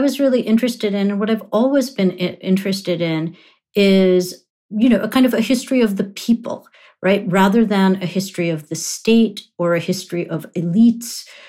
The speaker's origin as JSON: {"language": "English", "region": "London", "country": "United Kingdom", "tie": "born or raised there", "also_born_or_lived": "Nairobi, Kenya / New York, United States", "said": "I was born in Nairobi, Kenya, grew up in London and New York, but in a Punjabi-speaking household."}